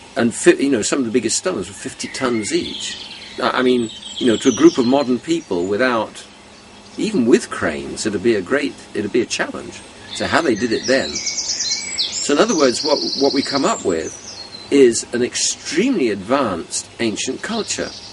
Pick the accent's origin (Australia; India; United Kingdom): United Kingdom; London; I was born in London